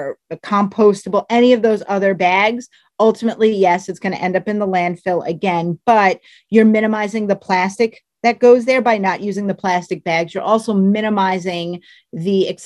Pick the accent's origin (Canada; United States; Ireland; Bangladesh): United States; Long Island, New York; I'm from Long Island